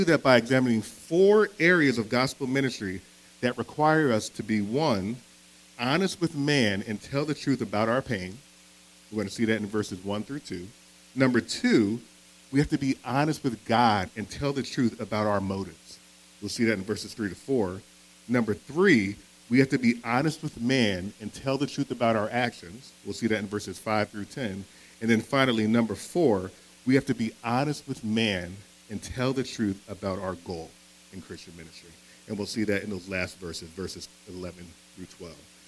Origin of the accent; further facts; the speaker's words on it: Philadelphia, Pennsylvania, United States; I'm from Philadelphia. Born and raised, right? And so growing up in Philadelphia